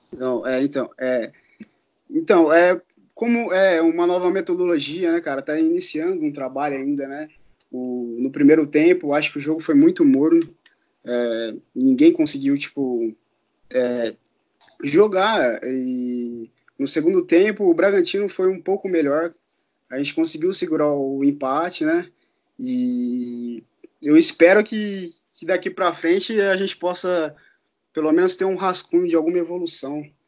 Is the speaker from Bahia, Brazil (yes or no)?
no; Araraquara, São Paulo, Brazil; eu sou morador de Araraquara, aqui no interior de São Paulo